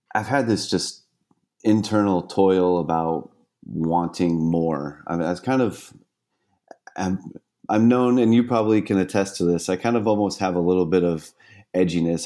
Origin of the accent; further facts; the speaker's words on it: San Diego, California, United States; also born or lived in Miami; I grew up here in San Diego, on the beautiful seascapes